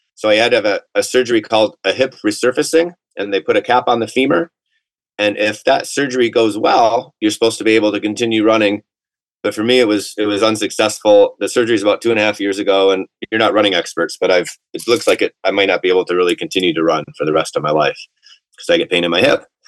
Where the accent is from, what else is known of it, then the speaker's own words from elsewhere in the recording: Atlanta, Georgia, United States; I'm from Atlanta